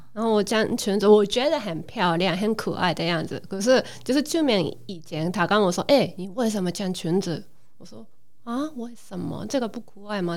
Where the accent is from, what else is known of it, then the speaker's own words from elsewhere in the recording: Japan; Chinese is a second language; now in Taiwan; 我是日本人